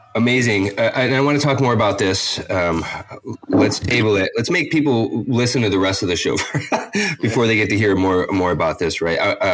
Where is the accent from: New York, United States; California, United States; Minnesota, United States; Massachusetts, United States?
New York, United States; also born or lived in Boston; I grew up in New York, but a few hours north of the city, right?